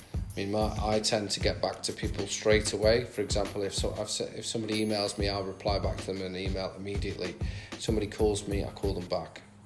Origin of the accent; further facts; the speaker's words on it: the Midlands, England, United Kingdom; now in Australia; I'm from the Midlands, I'm not from up north.